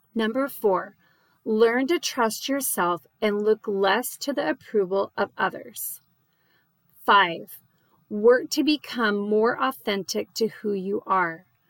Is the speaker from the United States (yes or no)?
yes; Phoenix, Arizona, United States; now in Dallas, United States; I live in the Dallas area and I grew up in Phoenix